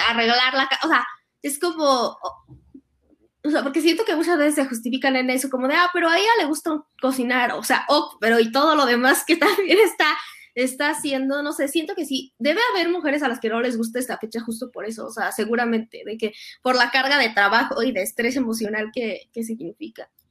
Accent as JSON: {"language": "Spanish", "country": "Mexico", "tie": "born or raised there", "said": "como fuimos criados católicos en México"}